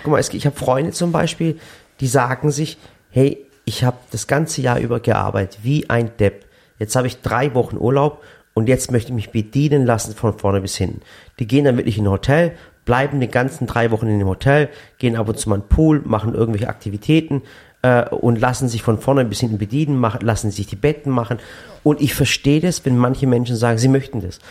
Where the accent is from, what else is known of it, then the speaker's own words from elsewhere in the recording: Sinop, Turkey; now in Germany; ich komme nicht aus Düsseldorf, sondern aus, aus Sinop, aber aus der Schwarzmeerregion